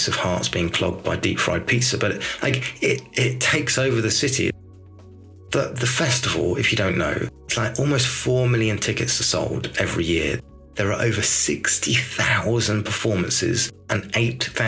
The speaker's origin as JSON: {"language": "English", "area": "Dorset", "region": "South West England", "country": "United Kingdom", "said": "I'm from Dorset, so genuinely never had pasta before"}